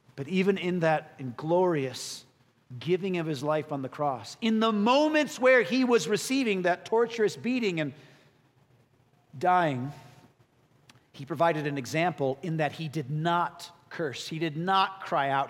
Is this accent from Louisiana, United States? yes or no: no; Chicago, Illinois, United States; I'm born and raised in Chicago